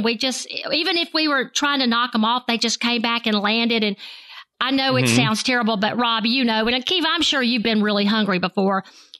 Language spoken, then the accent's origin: English; the South, United States; I'm from the South and I love grits.